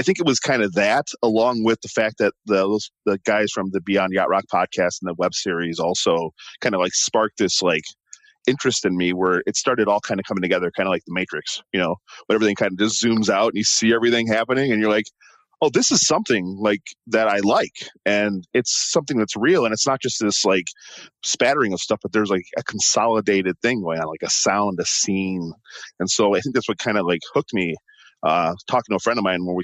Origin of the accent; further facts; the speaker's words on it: Milwaukee, Wisconsin, United States; I'm from Milwaukee, and Milwaukee, you know, has plenty of coast